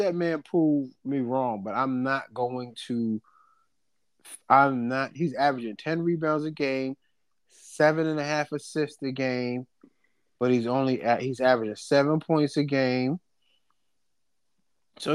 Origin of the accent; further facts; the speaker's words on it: New York, United States; I'm from New York.